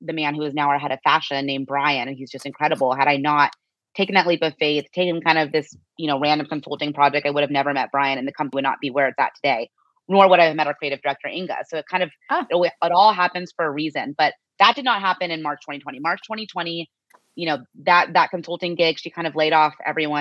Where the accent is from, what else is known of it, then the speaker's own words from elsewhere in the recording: Scottsdale, Arizona, United States; moved away; also born or lived in New York; growing up in Scottsdale, Arizona, where it's primarily white